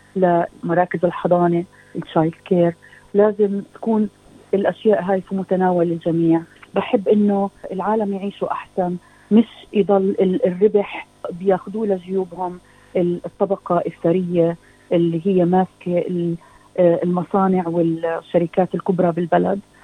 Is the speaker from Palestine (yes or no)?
yes; Palestine; now in Australia; كفلسطينيه استراليه